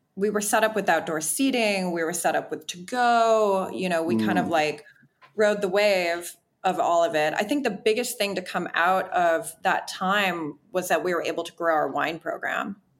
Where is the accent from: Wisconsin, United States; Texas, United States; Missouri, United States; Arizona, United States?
Wisconsin, United States; now in Los Angeles, United States; I'm from Wisconsin